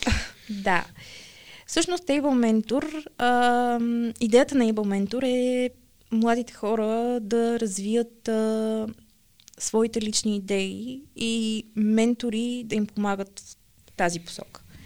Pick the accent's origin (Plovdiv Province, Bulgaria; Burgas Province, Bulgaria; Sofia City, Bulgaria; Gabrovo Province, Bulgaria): Sofia City, Bulgaria; Sofia; от София съм